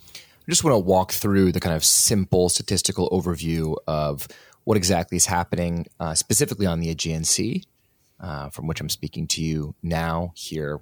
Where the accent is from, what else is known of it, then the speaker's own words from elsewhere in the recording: United States; I'm from the United States